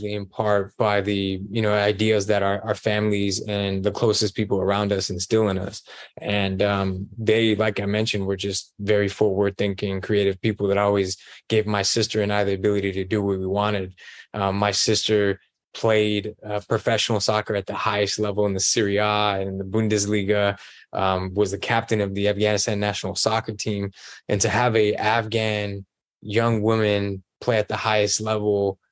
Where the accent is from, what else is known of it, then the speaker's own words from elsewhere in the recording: Oakland, California, United States; also born or lived in Alameda, California / Central Valley, California; I was born in Oakland, raised, you know, in Alameda for a few years, spent some time in the Central Valley, and then made my way back to the East Bay, back to Oakland